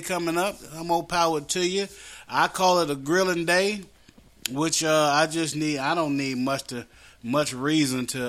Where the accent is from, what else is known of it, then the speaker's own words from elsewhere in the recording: West Virginia, United States; accent: West Virginia; my West Virginia accent